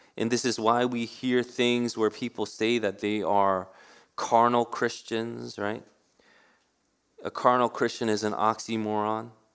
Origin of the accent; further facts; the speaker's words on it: New York City, New York, United States; I grew up in Queens. New York City has always been in my heart. I was born in Manhattan